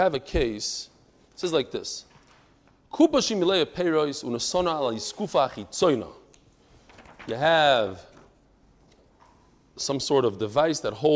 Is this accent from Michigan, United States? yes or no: no; Lakewood, New Jersey, United States; I was born in New Jersey, but only in Lakewood. That's the only place I know.